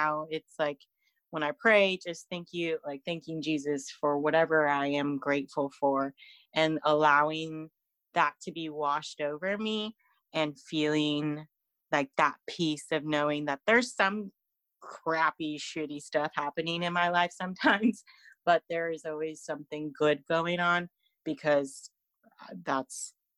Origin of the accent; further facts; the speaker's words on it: California, United States; moved away as an adult; now in Fresno, United States; I live in this town where everything is so far right and so conservative, and I come from the Bay Area. When I moved here to Fresno in 2017